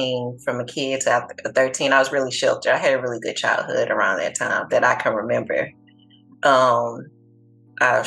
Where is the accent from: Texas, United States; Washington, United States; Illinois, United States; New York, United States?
Texas, United States; Galveston; also born or lived in Houston, Texas; I'm from Galveston.